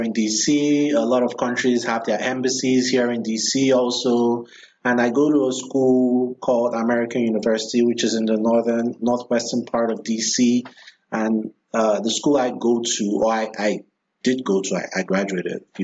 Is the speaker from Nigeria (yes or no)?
yes; Nigeria; moved away as an adult; now in Washington, D.C., United States; My first 28 years of life, most of that time was spent in Nigeria